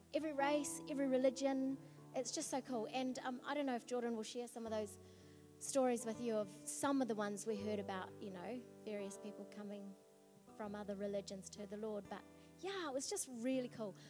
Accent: New Zealand; we come from New Zealand

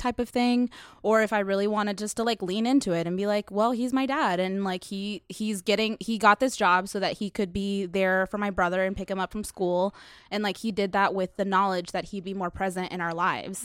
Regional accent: United States; I'm from America

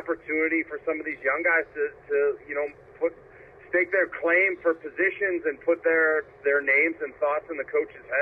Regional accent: Ohio, United States; Growing up in Ohio

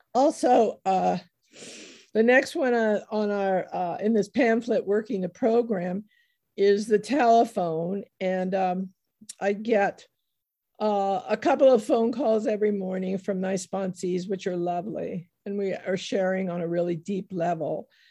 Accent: United States; I was born in the United States

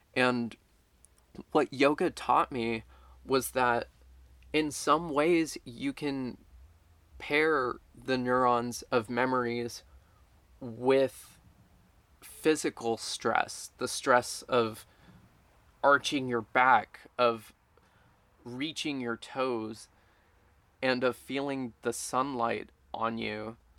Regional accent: Baytown, Texas, United States; now in San Marcos, United States; the local mall in Baytown, Texas, which is where I'm from

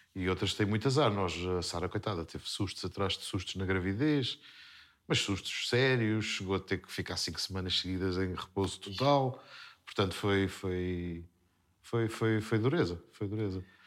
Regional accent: Terceira, Azores, Portugal; accent: Terceira accent; Nós, na terceira, basicamente, nós falamos rápido e comemos os R's.

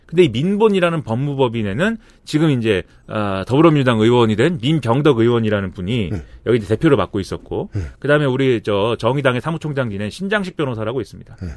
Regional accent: Suwon, Gyeonggi Province, South Korea; 내 고향 수원에서도

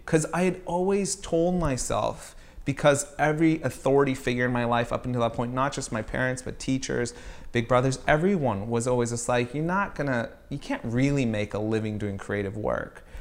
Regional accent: Riverside, California, United States; also born or lived in Virginia / Maryland / Baltimore; I grew up in Riverside, California

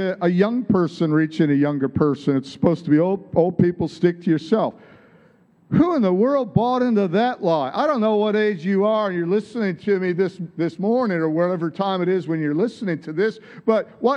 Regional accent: Michigan, United States; accent: American; moved away as an adult; also born or lived in San Diego, California; I moved from Michigan, my home state, to California, to San Diego

